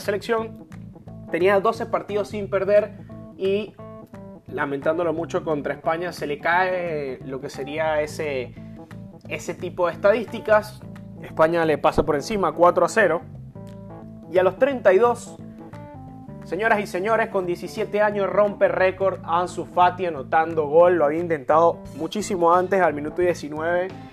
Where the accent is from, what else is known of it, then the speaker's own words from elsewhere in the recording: Venezuela; moved away as an adult; yo soy venezolano y yo salí de mi país sabiendo que amo mucho a mi país, yo nací ahí